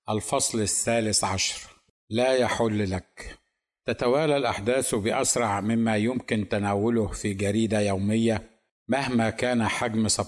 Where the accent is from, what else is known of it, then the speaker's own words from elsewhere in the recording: Egypt; ثم بعدها فانا مصري ثانيا